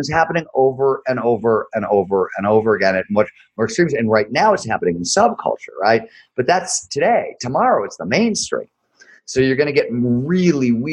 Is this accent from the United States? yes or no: yes; Ohio, United States; I grew up in Ohio